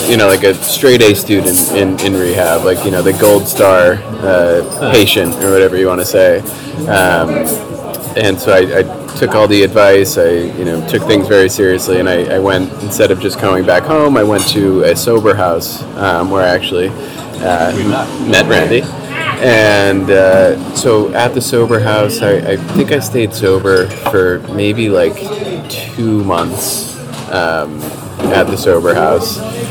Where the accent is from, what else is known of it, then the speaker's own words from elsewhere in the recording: New Jersey, United States; I grew up in New Jersey in the suburbs of Manhattan.